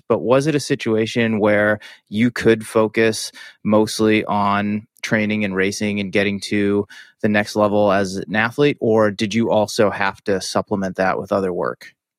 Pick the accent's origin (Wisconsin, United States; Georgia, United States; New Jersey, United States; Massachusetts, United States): Massachusetts, United States; moved away; I grew up in Massachusetts, spent many years training and living in and around Boston